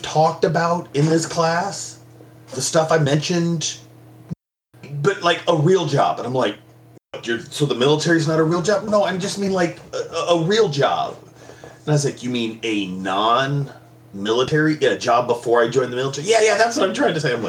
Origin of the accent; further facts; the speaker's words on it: El Paso, Texas, United States; now in Florida, United States; I grew up in El Paso, Texas